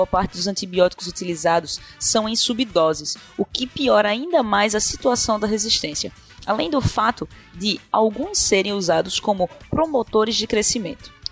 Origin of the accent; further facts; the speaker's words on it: Recife, Pernambuco, Brazil; sou de Recife